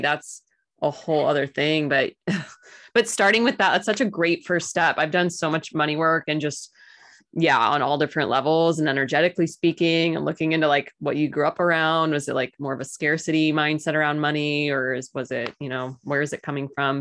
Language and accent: English; Missouri, United States; I'm totally born and raised in Missouri, proud to be an American